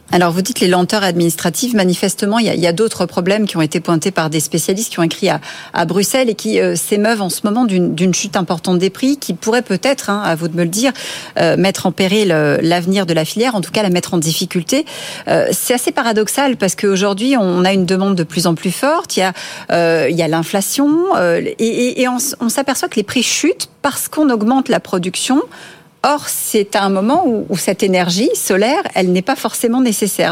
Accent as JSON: {"language": "French", "country": "France", "said": "chez nous en France"}